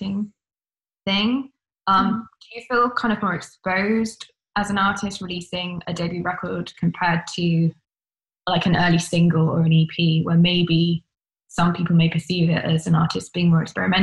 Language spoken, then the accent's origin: English; London, United Kingdom; I'm in London. I'm from London